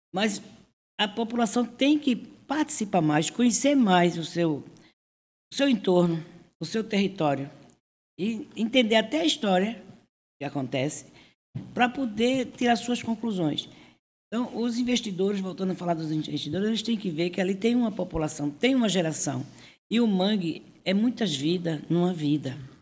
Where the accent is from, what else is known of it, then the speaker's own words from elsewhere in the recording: Northeast Region, Brazil; now in Cubatão, Brazil; eu que sou nordestina